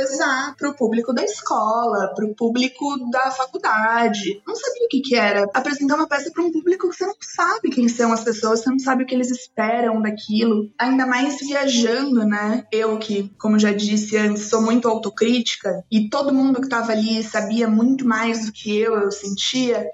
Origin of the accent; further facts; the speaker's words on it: São Paulo, Brazil; also born or lived in Presidente Prudente; Eu nasci aqui em São Paulo mesmo. Daí eu morei aqui em São Paulo minha infância inteira e fui para Presidente Prudente.